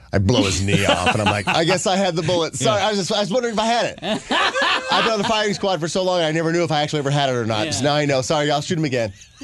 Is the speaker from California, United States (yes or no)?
no; Terre Haute, Indiana, United States; It's my hometown.